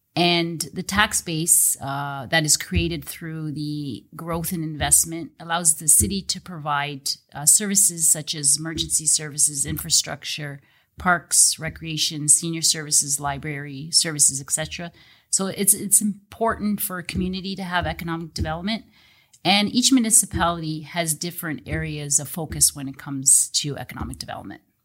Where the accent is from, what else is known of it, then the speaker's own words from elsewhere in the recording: Welland, Ontario, Canada; I was actually even born and raised in Welland, so I've been in Welland my whole life